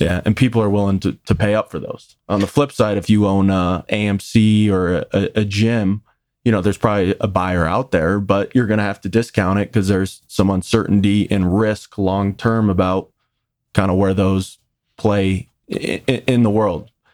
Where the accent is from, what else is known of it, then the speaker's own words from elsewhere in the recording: Westminster, Colorado, United States; I grew up here in Westminster, which for the audience is about twenty minutes north of Denver.